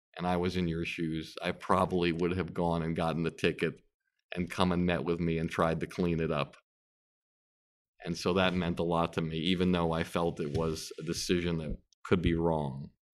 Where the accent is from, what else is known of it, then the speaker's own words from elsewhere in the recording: Longmeadow, Massachusetts, United States; growing up in Long Meadow, Massachusetts